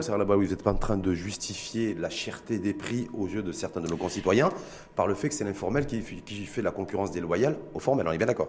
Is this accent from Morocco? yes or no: yes; Morocco; chez nous au Maroc